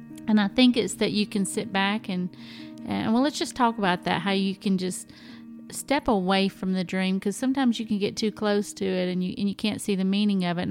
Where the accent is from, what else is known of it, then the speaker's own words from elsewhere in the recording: the South, United States; I'm from the South